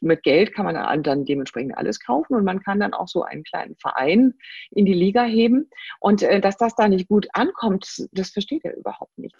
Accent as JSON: {"language": "German", "area": "Rhine-Main-Neckar area", "region": "Rhine-Neckar area", "country": "Germany", "said": "Ich komme aus der Gegend hier Rhein-Main-Neckar"}